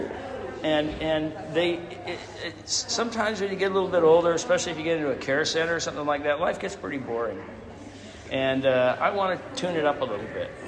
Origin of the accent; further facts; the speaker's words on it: Utah, United States; I'm from Utah.